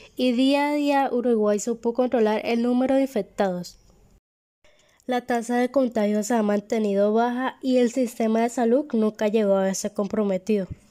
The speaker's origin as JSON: {"language": "Spanish", "country": "Colombia", "tie": "born or raised there", "said": "mi país natal, Colombia"}